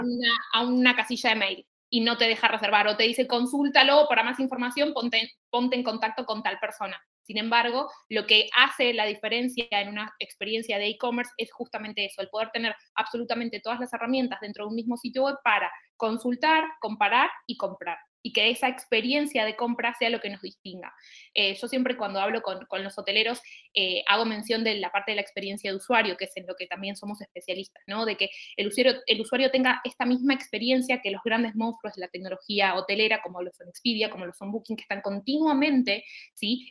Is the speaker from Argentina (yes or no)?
yes; Argentina; accent: Argentine; como habrán sentido en mi, en mi tonada, soy argentina